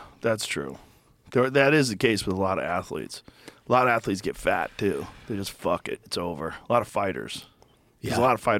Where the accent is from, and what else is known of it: Boston, Massachusetts, United States; born or raised there